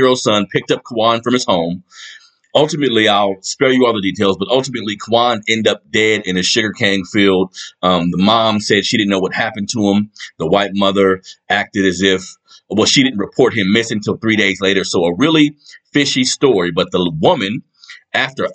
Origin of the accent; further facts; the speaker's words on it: United States; We are American